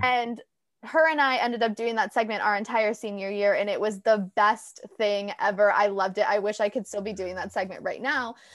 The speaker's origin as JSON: {"language": "English", "area": "Orange County", "region": "California", "country": "United States", "tie": "born or raised there", "said": "I'm actually born and raised in Orange County."}